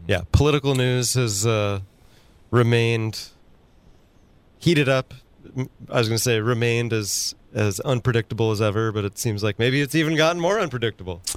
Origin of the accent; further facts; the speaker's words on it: Sacramento, California, United States; now in San Luis Obispo, United States; my hometown of Sacramento and even here in San Luis Obispo City